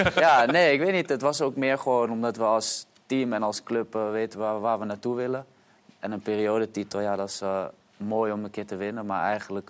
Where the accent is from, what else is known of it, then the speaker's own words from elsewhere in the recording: Almere, Flevoland, Netherlands; Ik ben opgegroeid in Almere.